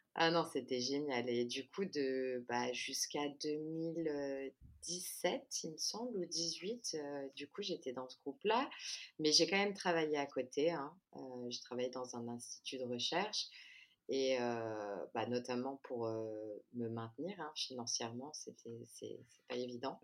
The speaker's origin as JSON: {"language": "French", "country": "France", "tie": "born or raised there", "moved": "as an adult", "lives_now": "Rio de Janeiro, Brazil", "said": "je suis née et j'ai grandi en France, mais ma mère est brésilienne"}